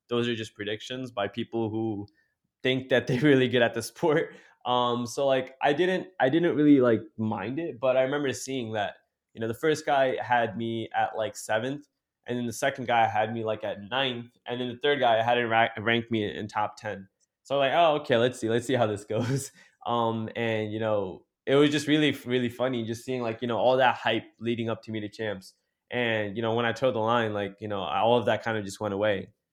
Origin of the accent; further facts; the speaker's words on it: Jersey City, New Jersey, United States; me being a city guy, like, you know, growing up in Jersey City